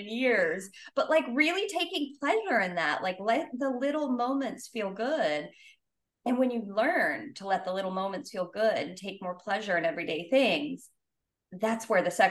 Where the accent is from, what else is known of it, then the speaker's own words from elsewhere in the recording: the South, United States; I grew up in the South